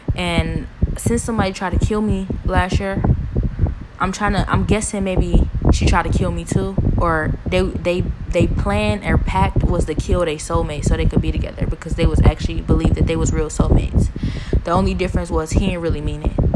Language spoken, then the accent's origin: English; Cleveland, Ohio, United States; I'm from Cleveland, been here my whole life